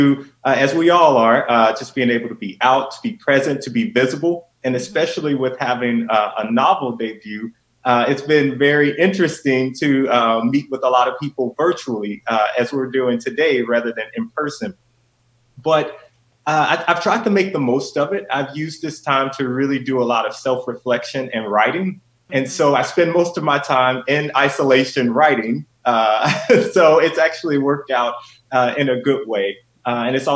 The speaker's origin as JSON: {"language": "English", "town": "Memphis", "region": "Tennessee", "country": "United States", "tie": "born or raised there", "said": "growing up in Memphis, Tennessee"}